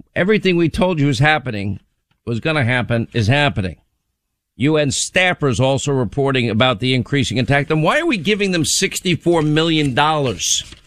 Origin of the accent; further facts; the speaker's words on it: New York, United States; I was born in New York